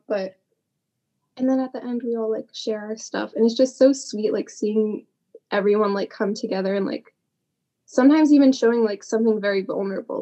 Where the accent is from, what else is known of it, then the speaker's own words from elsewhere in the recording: Massachusetts, United States; I'm from Massachusetts